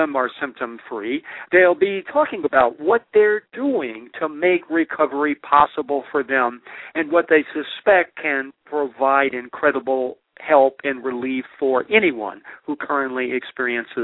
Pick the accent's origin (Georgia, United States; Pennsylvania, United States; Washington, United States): Washington, United States; Olympia; This is not my hometown. My hometown is Olympia, Washington.